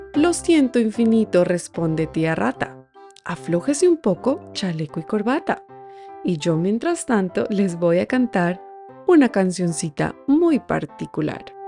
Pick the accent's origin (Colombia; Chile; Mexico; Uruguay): Colombia; soy colombiana